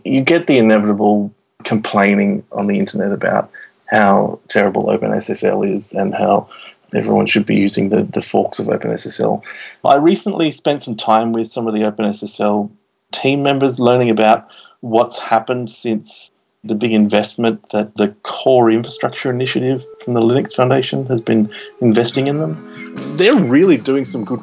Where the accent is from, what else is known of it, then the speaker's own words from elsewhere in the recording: New South Wales, Australia; my home state of New South Wales